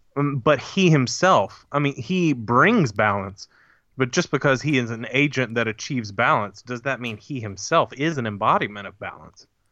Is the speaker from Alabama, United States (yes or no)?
yes; Huntsville, Alabama, United States; I was born in Huntsville, Alabama